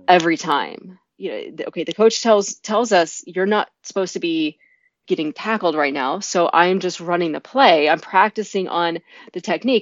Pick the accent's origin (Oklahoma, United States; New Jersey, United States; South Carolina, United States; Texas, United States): Oklahoma, United States; Norman; I was from Norman, Oklahoma, an area that is steeped in tradition